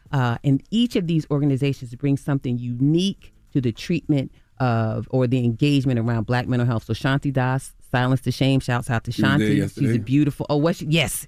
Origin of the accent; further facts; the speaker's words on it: Virginia Beach, Virginia, United States; It was my childhood. I grew up in Virginia Beach, Virginia. I'm from the same area as … and …, …, and ….